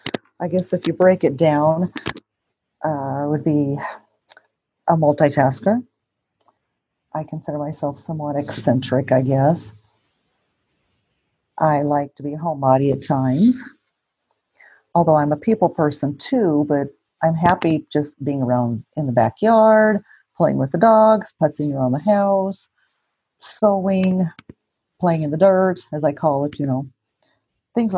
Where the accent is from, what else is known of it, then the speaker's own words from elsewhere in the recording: Kennewick, Washington, United States; also born or lived in Farmington, New Mexico; I was born in Farmington, New Mexico, and I still have family in Farmington, and actually, and then in Texas and California, Wyoming. So Southwest, a lot of Southwest, but I grew up here in the Tri-Cities, Kennewick